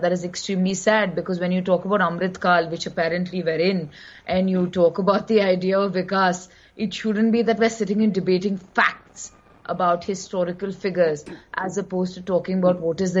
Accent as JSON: {"language": "English", "region": "Karnataka", "country": "India", "said": "I'm a Kannadiga. I am from Karnataka."}